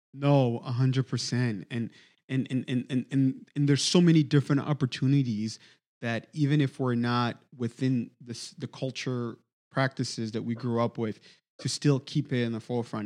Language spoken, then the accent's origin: English; DR Congo; moved away as an adult; now in United States; my experience was growing up in the Congo